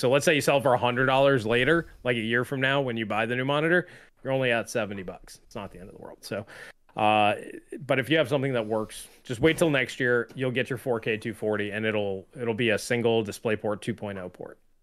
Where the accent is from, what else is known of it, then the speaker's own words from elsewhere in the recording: New York, United States; I grew up in New York, I was bo-, where I was born and raised